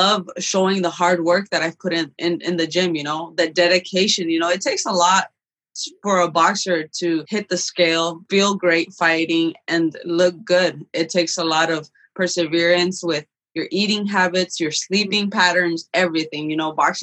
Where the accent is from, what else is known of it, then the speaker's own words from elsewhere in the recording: Phoenix, Arizona, United States; we came here undocumented when I was a kid. I grew up here in South Phoenix